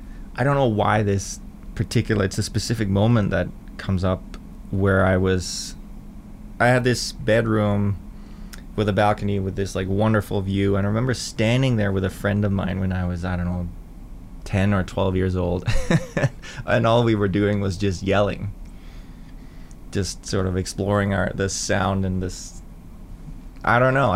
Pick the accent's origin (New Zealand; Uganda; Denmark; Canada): Denmark; I grew up in Denmark in not a town, not a village, but like a hamlet, I guess, like, you know, kind of a chicken farm.